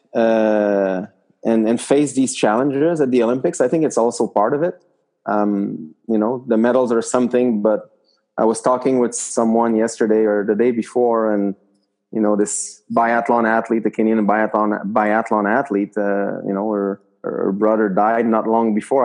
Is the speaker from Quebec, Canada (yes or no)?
yes; Quebec City, Quebec, Canada; I was from Quebec City